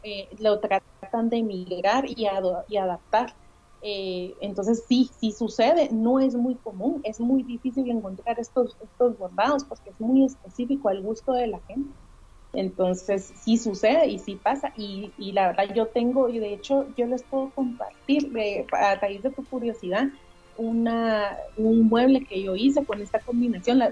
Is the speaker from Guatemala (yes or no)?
yes; Guatemala; como guatemaltecos